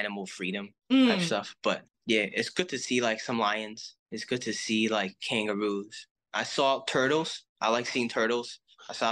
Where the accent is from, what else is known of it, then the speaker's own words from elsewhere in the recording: Hong Kong; I'm from Hong Kong